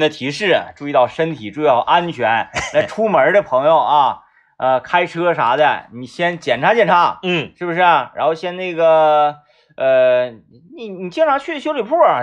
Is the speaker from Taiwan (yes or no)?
no; Baishan, Jilin, China; 我是出生在那里